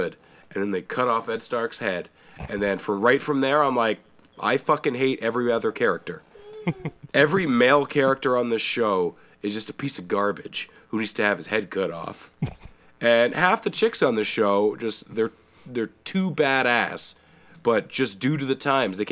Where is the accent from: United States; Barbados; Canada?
Canada; accent: Canadian